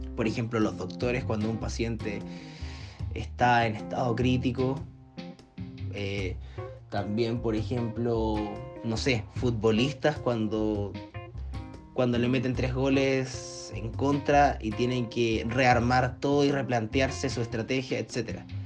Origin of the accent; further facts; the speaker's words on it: Viña del Mar, Valparaíso, Chile; soy de Chile, de la ciudad de Viña del Mar